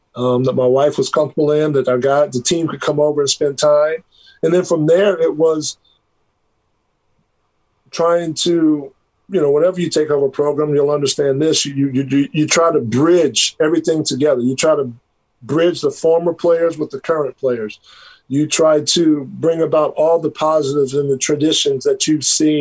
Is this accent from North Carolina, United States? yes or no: yes; Greensboro, North Carolina, United States; moved away; also born or lived in Kansas; I grew up in Greensboro, North Carolina for the majority of my childhood years